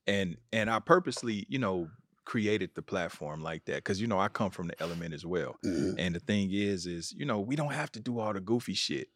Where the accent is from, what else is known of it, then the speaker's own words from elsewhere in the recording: Kansas City, Missouri, United States; I'm from Kansas City, Missouri